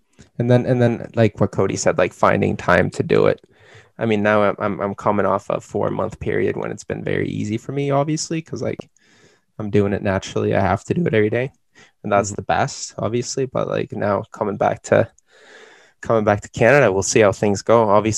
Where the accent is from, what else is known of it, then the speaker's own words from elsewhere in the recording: Sweden; first language Swedish; English is a second language; it's not like I'm not a great Swedish speaker. Since it's my mother tongue, I'm still like very nimble in speaking it, right?